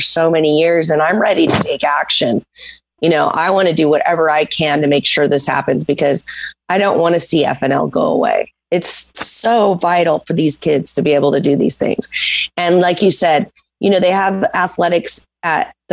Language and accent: English; Santa Barbara, California, United States; I grew up in Santa Barbara